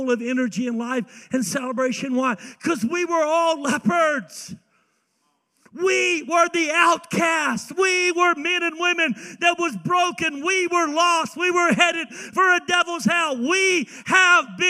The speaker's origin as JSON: {"language": "English", "region": "the South", "country": "United States", "said": "I'm from the South."}